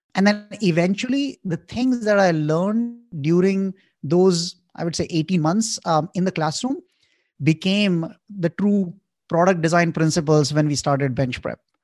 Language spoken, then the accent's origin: English; Indore, Madhya Pradesh, India; moved away as an adult; also born or lived in New York; I grew up in India in a town called Indore